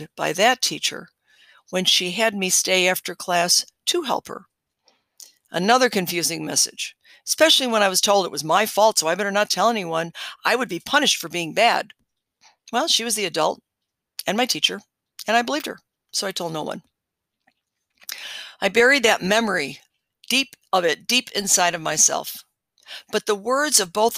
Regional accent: Chicago, Illinois, United States; moved away; also born or lived in Hawaii; I was born in Chicago, Illinois, and I was given another name at my birth that was chosen by my parents.

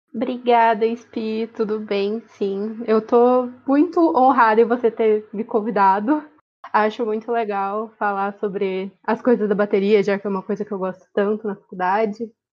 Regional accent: Ourinhos, São Paulo, Brazil; moved away as an adult; now in Araraquara, Brazil; eu sou de Ourinhos, que é uma cidade na divisa com o Paraná.

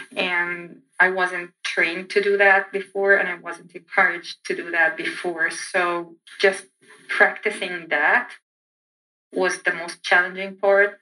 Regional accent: Egypt; English is a second language; moved away as an adult; now in United States; I'm from Egypt

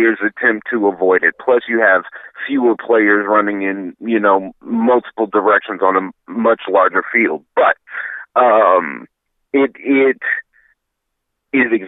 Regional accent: Dallas, Texas, United States; moved away as an adult; also born or lived in Minnesota; growing up in Dallas

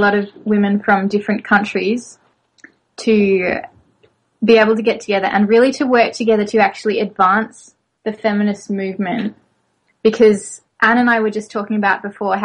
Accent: Australia; moved away; also born or lived in France; I'm originally from Australia, though I've lived in France.

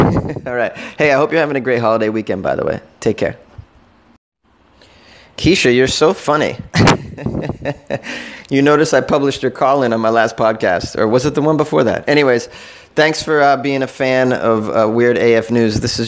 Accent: Massachusetts, United States; I am from Massachusetts

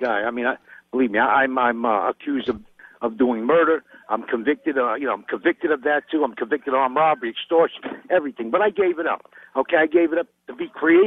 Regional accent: New York City, New York, United States; now in San Diego, United States; I come from Brownsville.

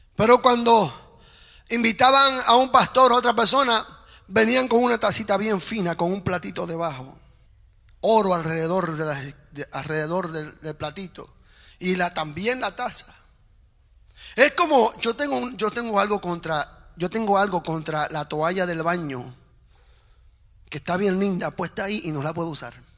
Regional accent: Puerto Rico; yo hablo en términos puertorriqueños, porque soy puertorriqueño

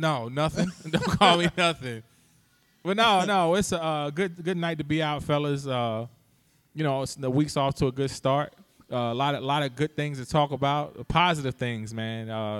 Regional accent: Hampton, Virginia, United States; my hometown, Hampton, Virginia, the home of great such as Allen Iverson, Michael Vick.

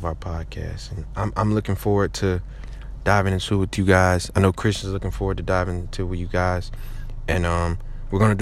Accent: Detroit, Michigan, United States; I'm from Detroit, Michigan

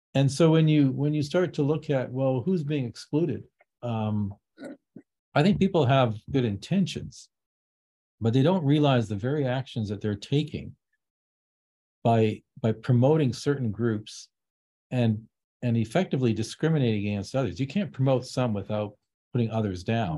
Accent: Vancouver, British Columbia, Canada; I grew up in Vancouver. It was very multicultural.

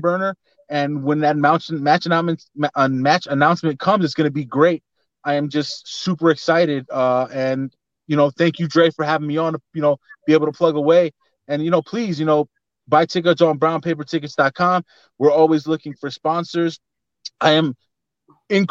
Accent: New York City, New York, United States; I'm from Bed-Stuy

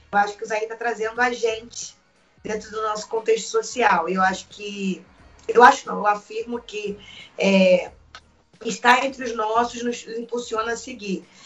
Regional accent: Rio de Janeiro, Brazil; Como boa carioca, o Céu Louco é da primeira vida.

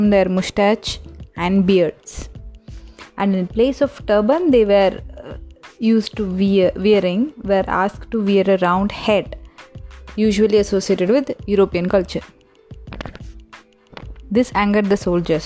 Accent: India; we always feel that one feel of being an Indian.

